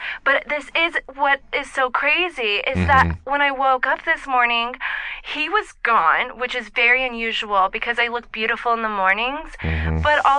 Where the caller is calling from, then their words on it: Los Angeles, California, United States; I'm calling from Silver Lake.